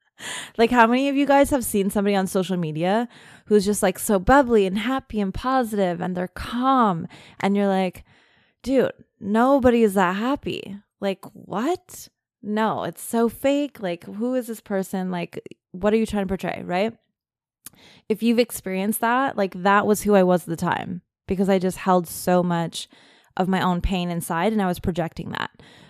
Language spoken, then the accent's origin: English; Germany; being in a like really cold military family, growing up in Germany.